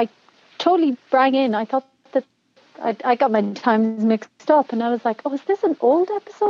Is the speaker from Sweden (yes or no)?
no; Ireland; now in Mexico; I am calling in from Mexico, but I'm Irish.